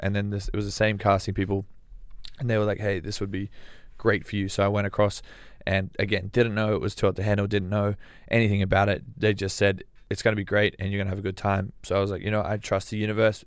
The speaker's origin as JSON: {"language": "English", "country": "Australia", "said": "I'm Australian"}